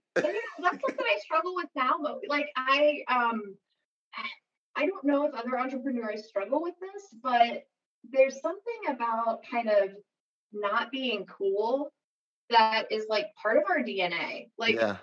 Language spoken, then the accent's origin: English; Seattle, Washington, United States; moved away as an adult; now in Northwest Arkansas, United States; growing up in Seattle, kind of in an Amazon environment